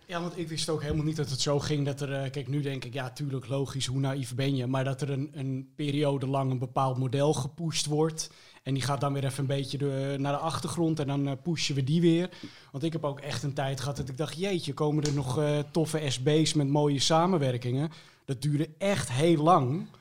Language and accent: Dutch; Almere, Flevoland, Netherlands; ik ben eh, opgegroeid in Almere